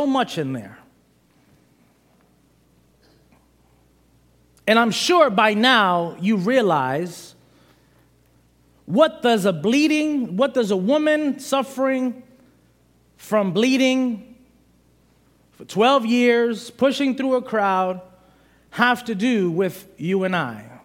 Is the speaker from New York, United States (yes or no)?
yes; New York City, New York, United States; moved away; I'm originally from Brooklyn, New York